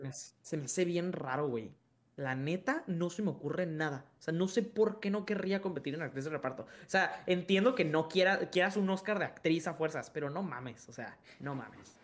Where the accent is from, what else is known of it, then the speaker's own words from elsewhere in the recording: Mexico; soy mexicano